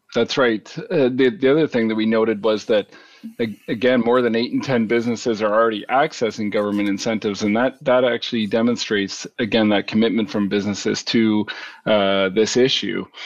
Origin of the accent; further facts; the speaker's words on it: Canada; we're Canadian